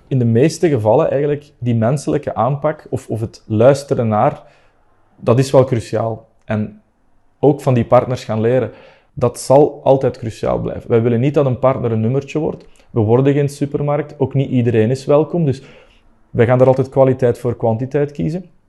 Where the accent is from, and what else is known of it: Belgium